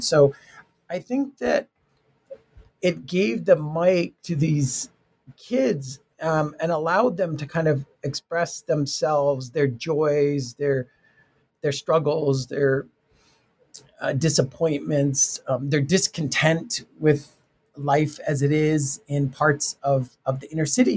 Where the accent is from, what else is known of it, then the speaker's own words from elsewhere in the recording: Tucson, Arizona, United States; I'm from Tucson, Arizona, Mexican American um, family